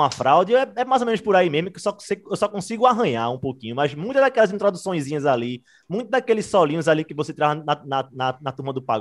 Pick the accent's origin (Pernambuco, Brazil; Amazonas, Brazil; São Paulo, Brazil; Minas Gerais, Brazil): Pernambuco, Brazil; Recife; a gente é de Recife, né?